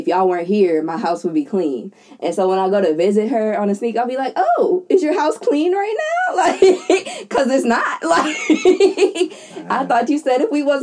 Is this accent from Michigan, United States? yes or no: no; Ohio, United States; moved away; I'm from Ohio